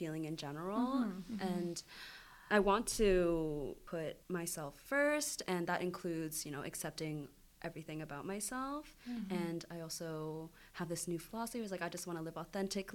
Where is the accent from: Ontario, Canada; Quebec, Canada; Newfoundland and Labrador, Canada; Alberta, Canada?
Ontario, Canada; Niagara; now in London, Canada; I grew up in Niagara